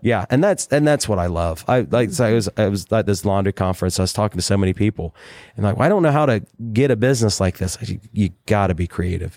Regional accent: Southern Ohio, United States; everybody I grew up with in Southern Ohio

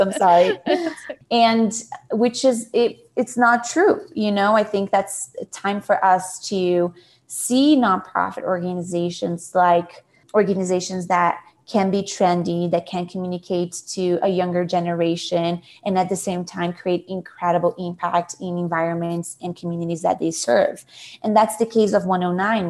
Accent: São Paulo, Brazil; moved away as an adult; now in United States; I am originally from Brazil, Sao Paulo

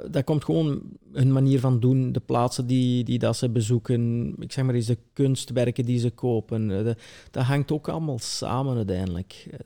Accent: Belgian Limburg, Flanders, Belgium; ben hier opgegroeid

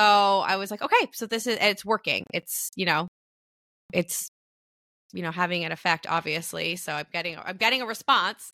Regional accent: Canada; as a Canadian

